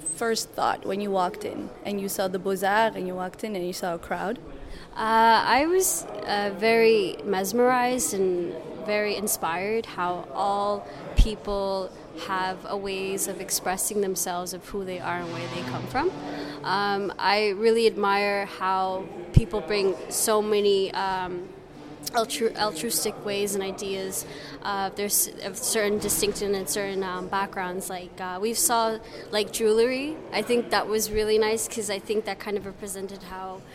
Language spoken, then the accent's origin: English; Canada; moved away as an adult; now in Brussels, Belgium; I'm from Canada. I am a Somali descent from my, both my mother's side